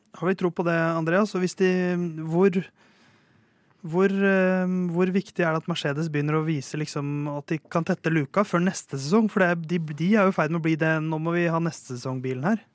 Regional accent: Norway; jeg er jo norsk

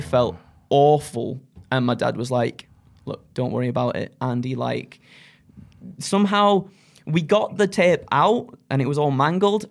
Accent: Skipton, Yorkshire and the Humber, United Kingdom; now in North East England, United Kingdom; I wanted to get out of Yorkshire, uh, well, Skipton for, for all my life growing up

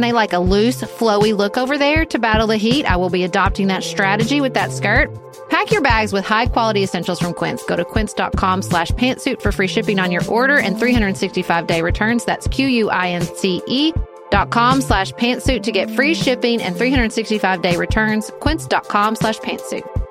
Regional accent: United States; I'm not a patriotic American

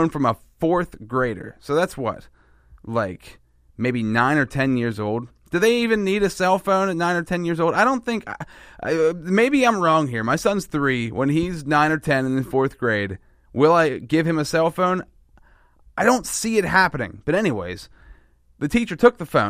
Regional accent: Pennsylvania, United States; I'm from Pennsylvania, too

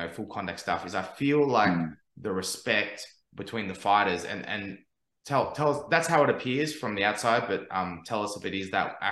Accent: Melbourne, Victoria, Australia; now in Brisbane, Australia; when I first moved to Brisbane, because I'm from Melbourne originally

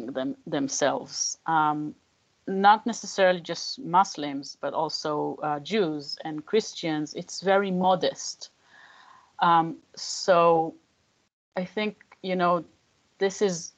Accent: Tel Aviv, Tel Aviv District, Israel; moved away as an adult; now in Jerusalem, Israel; I grew up in Tel Aviv

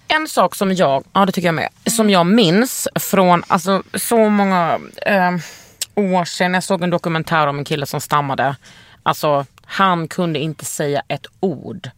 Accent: Lund, Skåne, Sweden; Jag är uppvuxen i Lund

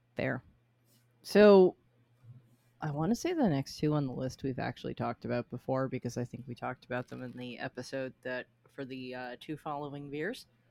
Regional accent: Reading, Massachusetts, United States; Reading, Massachusetts is my hometown. It is where I grew up

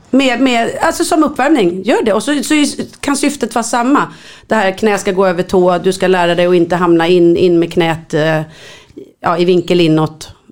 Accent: Stockholm, Stockholm County, Sweden; Jag är uppvuxen i Enskede.

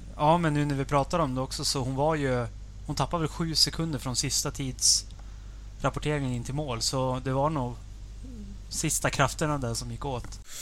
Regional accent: Sweden; som svensk

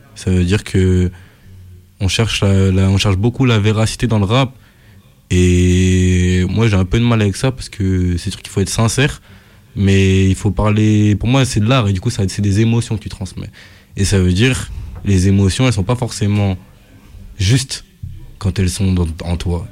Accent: France; je suis français

